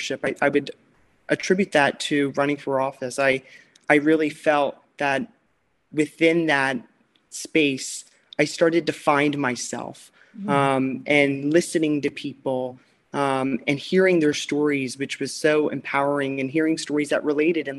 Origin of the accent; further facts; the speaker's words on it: Chester County, Pennsylvania, United States; now in Wilmington, United States; growing up in Chester County, which is where I was born and raised